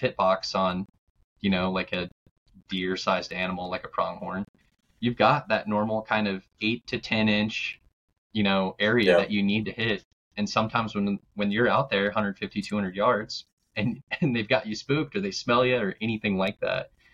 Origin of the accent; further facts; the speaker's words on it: Black Hills of South Dakota, United States; I grew up in the Black Hills of South Dakota